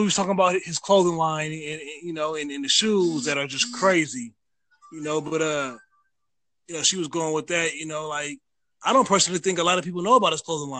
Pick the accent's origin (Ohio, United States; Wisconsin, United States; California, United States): California, United States; Vallejo; we're from the Bay Area, we're from Vallejo.